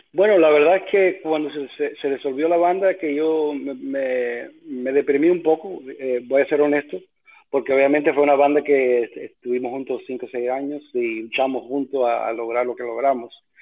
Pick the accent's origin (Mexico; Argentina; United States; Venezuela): United States; New York City, New York; born or raised there; also born or lived in Cuba